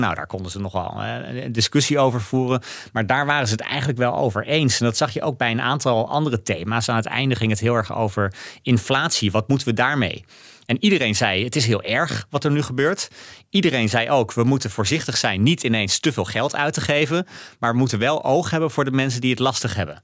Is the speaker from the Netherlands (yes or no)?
yes; Netherlands; als Nederlander